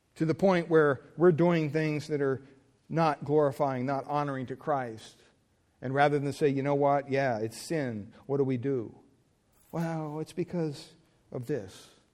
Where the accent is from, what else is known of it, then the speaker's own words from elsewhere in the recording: Pennsylvania, United States; moved away; growing up in Pennsylvania, we had a gas pump on our property